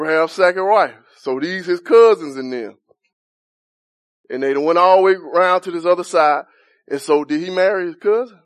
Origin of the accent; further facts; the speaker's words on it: United States; we're American